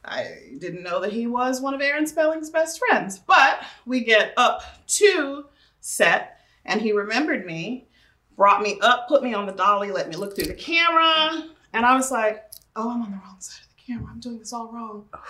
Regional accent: Tulsa, Oklahoma, United States; I am from Tulsa, Oklahoma

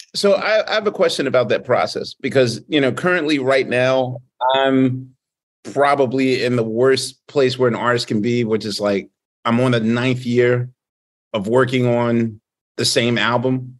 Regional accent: Philadelphia, Pennsylvania, United States; I'm from Philadelphia

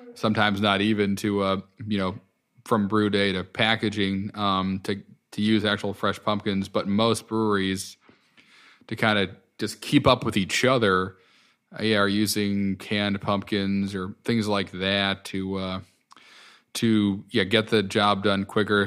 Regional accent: Connecticut, United States; moved away; I grew up in Connecticut and spent some of my adult years there

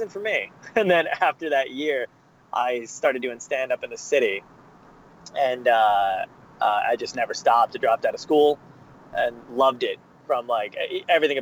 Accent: New Jersey, United States; also born or lived in Brooklyn, New York / Arizona; I was raised primarily in New Jersey

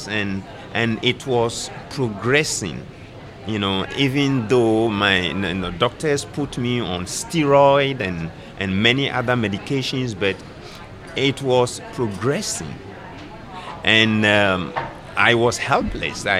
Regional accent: Ghana; also born or lived in Kenya; now in Nairobi, Kenya; I am from Ghana myself, but I work in Kenya

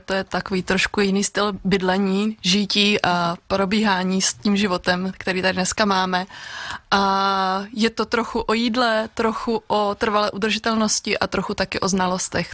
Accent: Svitavy, Pardubice Region, Czechia; moved away as an adult; also born or lived in Olomouc; now in Oderské vrchy, Czechia; Já pocházím od Svitav, kde jsem dlouhodobu dobu vyrůstala

